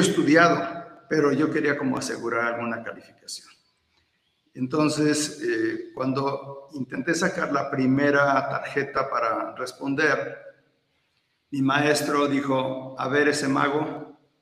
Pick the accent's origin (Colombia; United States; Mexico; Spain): Mexico; Atlixco, Puebla; also born or lived in Veracruz / Querétaro; la mayor parte de mi vida la, la, crecí aquí en, Atlisco y después ya me, me fui a otros lugares, pero nuevamente estoy aquí en Atlisco.